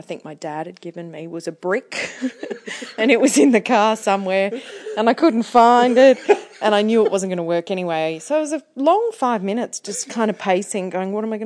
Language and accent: English; New Zealand; moved away as an adult; also born or lived in Townsville; I come from New Zealand